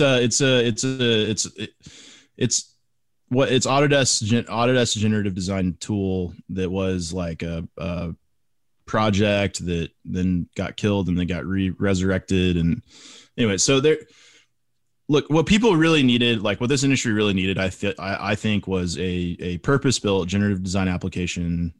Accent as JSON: {"language": "English", "region": "Texas", "country": "United States", "said": "I'm, I'm a Texas guy. I'm from Texas"}